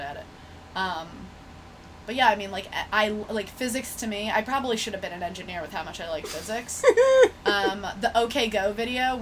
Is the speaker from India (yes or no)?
no; Michigan, United States; moved away; I'm from Michigan